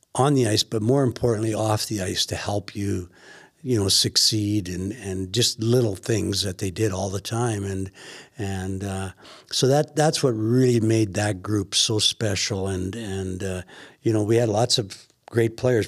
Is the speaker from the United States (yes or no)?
no; Weyburn, Saskatchewan, Canada; as a young lad growing up in Weyburn, Saskatchewan